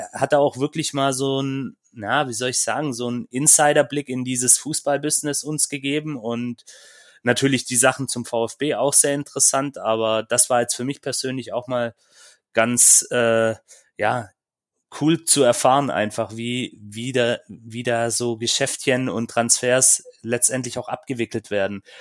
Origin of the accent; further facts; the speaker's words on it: Böblingen, Baden-Württemberg, Germany; ich war in Böblingen, ist ja meine Heimatstadt.